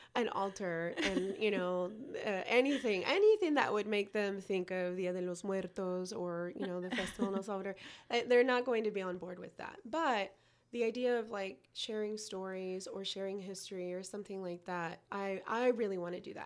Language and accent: English; United States; I am not from El Salvador. I was born here.